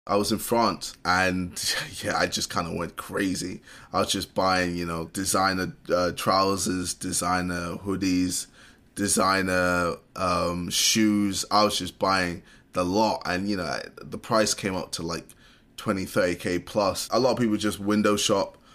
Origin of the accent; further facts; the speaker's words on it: United Kingdom; As a British person